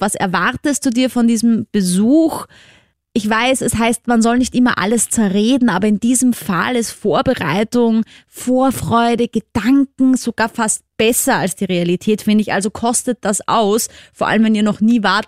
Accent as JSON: {"language": "German", "region": "Vienna", "country": "Austria", "said": "falls du es an meinem Akzent noch nicht gehört hast, ich komme ja aus Wien, aus Österreich"}